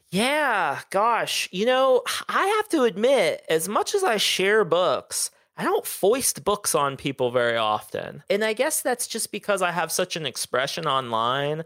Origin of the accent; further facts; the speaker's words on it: Southern Ohio, United States; now in Austin, United States; I grew up in Southern Ohio